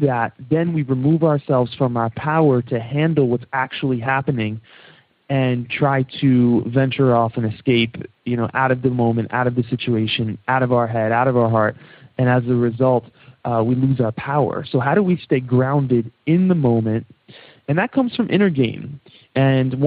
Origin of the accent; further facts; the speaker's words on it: New York, United States; accent: New York; my New York accent kicking in there